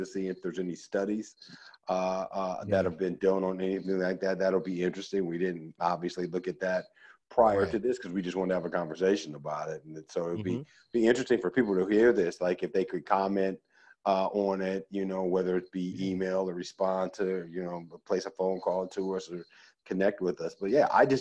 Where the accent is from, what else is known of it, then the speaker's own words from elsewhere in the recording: Oakland, California, United States; also born or lived in Chicago, Illinois; I was born in Chicago and born on the south side of Chicago. And even though I moved to Oakland at a fairly young age, at 7